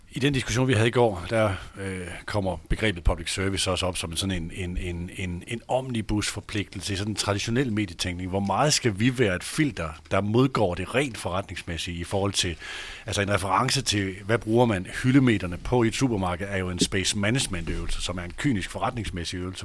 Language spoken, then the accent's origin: Danish; Aalborg, North Denmark Region, Denmark; moved away; also born or lived in Horsens / Odense / Copenhagen; jeg er født i Aalborg